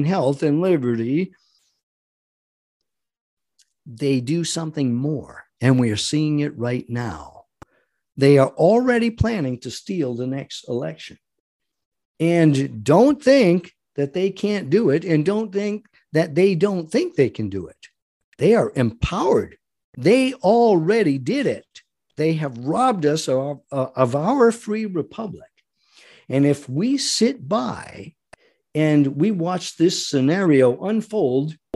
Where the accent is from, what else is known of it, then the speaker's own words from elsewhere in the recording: United States; as an American